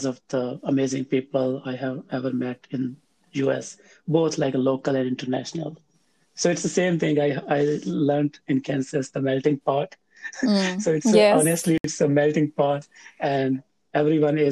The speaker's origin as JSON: {"language": "English", "town": "Faisalabad", "region": "Punjab", "country": "Pakistan", "also_born_or_lived": "Tandlianwala, Pakistan", "said": "I am from Pakistan. Within Pakistan, I am from Faisalabad"}